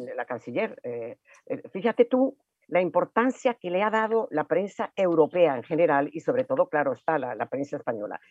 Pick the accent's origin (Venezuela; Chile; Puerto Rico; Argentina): Venezuela; como venezolanos nos importa muchísimo